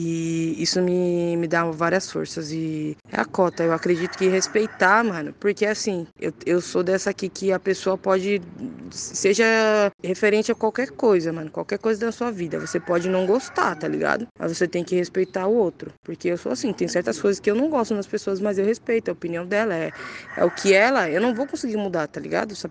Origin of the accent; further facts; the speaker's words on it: São Paulo, Brazil; Sou de São Paulo, né, mano? Tá bom da Serra, Zona Sul.